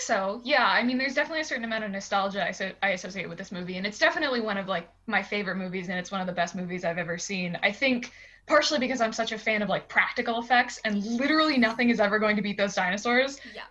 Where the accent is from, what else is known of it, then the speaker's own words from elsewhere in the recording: Pittsburgh, Pennsylvania, United States; I'm from Pittsburgh in Pennsylvania